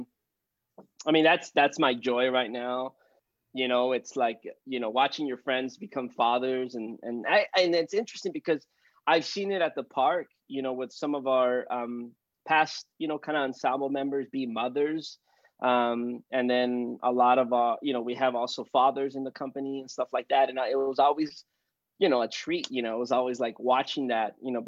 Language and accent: English; Los Angeles, California, United States; also born or lived in Van Nuys; when I grew up in Boyle Heights, East